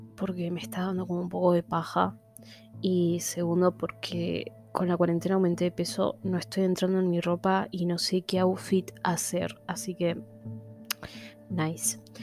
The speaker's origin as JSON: {"language": "Spanish", "region": "Buenos Aires", "country": "Argentina", "said": "soy de Buenos Aires, I'm porteño"}